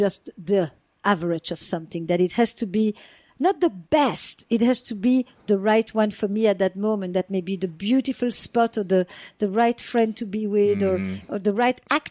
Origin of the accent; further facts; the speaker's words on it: the Flemish part of Belgium, Flanders, Belgium; moved away; I grew up in the Flemish part of Belgium